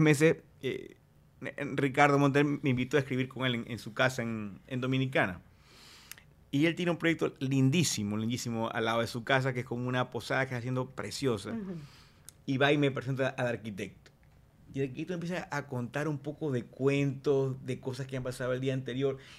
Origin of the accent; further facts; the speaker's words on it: Maracaibo, Zulia, Venezuela; Yo, soy de Maracaibo, Estado Zulia